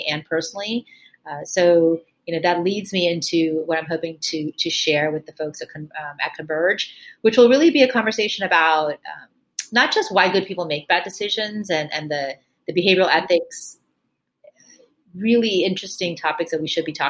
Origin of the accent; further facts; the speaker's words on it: Miami, Florida, United States; moved away as an adult; also born or lived in New York; I grew up in Miami, Florida, the child of immigrants from India.